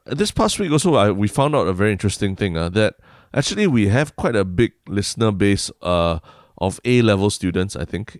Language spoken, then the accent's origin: English; Singapore; a Singaporean